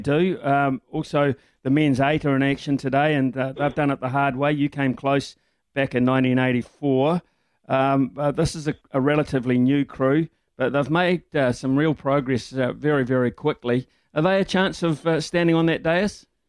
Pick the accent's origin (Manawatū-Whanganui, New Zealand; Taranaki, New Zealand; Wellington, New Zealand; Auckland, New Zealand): Manawatū-Whanganui, New Zealand; Whanganui; growing up in Wanganui